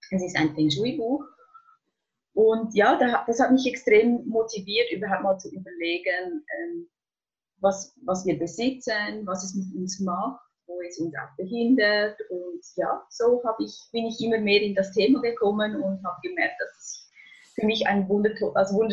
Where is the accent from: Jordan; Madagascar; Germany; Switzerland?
Switzerland; wie ihr hört, ich komme aus der Schweiz.